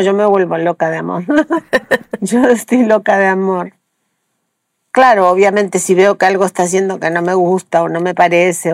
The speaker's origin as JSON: {"language": "Spanish", "region": "Patagonia", "country": "Argentina", "tie": "born or raised there", "moved": "as an adult", "lives_now": "Mexico", "said": "Yo nací en la Patagonia Argentina"}